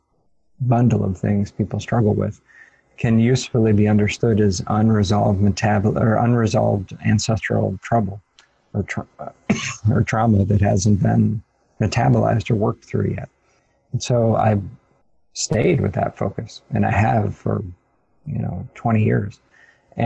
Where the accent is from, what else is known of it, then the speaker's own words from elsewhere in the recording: Ohio, United States; in Ohio, where I grew up in the United States